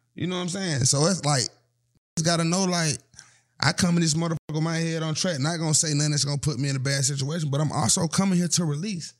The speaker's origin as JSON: {"language": "English", "town": "Atlanta", "region": "Georgia", "country": "United States", "said": "I'm from Atlanta"}